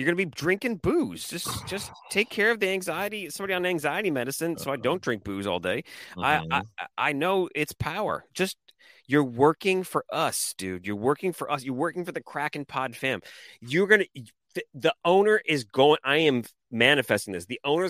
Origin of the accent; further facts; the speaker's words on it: Washington, United States; I'm from Washington.